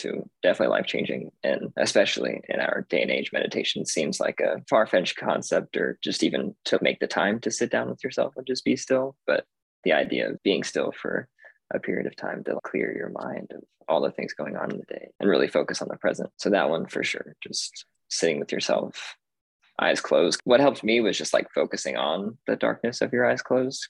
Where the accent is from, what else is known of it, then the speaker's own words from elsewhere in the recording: Las Vegas, Nevada, United States; I am from Vegas, originally born and raised.